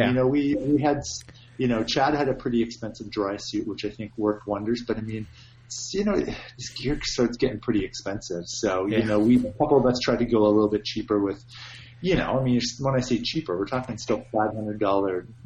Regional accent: Canada; being Canadian

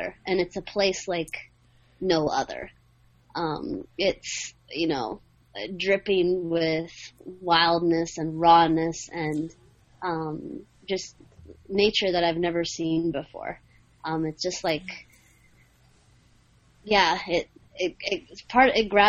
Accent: Alaska, United States; I'm from Alaska

